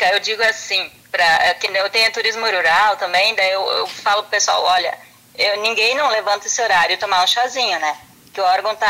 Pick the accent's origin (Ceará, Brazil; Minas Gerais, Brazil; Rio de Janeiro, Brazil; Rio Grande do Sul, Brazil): Rio Grande do Sul, Brazil; Derrubadas; now in Picada Café, Brazil; daí eu vim embora aqui para picar Café, que eu sou natural lá de Derubadas